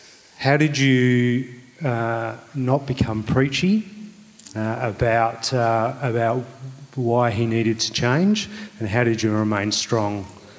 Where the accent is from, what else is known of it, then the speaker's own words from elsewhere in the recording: Adelaide, South Australia, Australia; So I was on the phone to my wife, who's in Adelaide. I'm from Adelaide, tonight